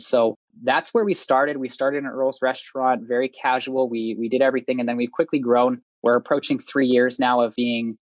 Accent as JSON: {"language": "English", "town": "Winnipeg", "region": "Manitoba", "country": "Canada", "said": "I'm from Winnipeg, Manitoba"}